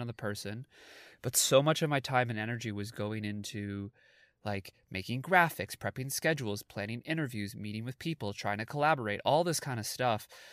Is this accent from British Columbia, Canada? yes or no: no; Toronto, Ontario, Canada; I'm an actor from Toronto, Canada